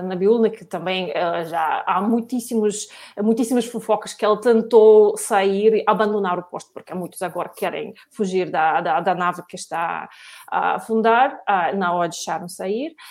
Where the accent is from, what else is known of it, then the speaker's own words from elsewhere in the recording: Russia; now in Portugal; eu também sou russa